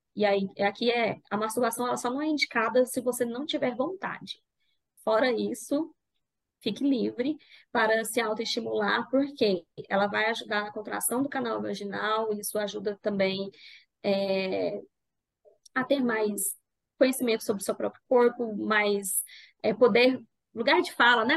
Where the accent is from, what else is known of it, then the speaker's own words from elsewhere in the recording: Goiânia, Goiás, Brazil; falo de Goiânia. Acho que é importante falar de onde eu falo, vocês vão pegar um sotaque aí